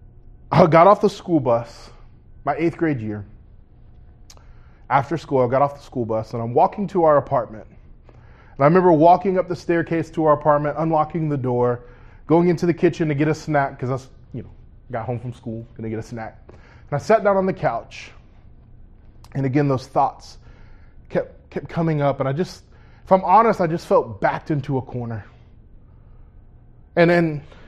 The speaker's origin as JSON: {"language": "English", "town": "Orlando", "region": "Florida", "country": "United States", "tie": "born or raised there", "said": "I was born right here in Orlando, Florida, at Orlando Regional Medical Center."}